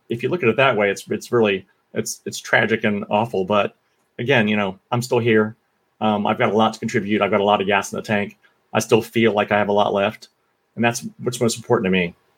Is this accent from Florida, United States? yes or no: yes; Florida, United States; growing up in Florida. You know, I was a kid in a trailer park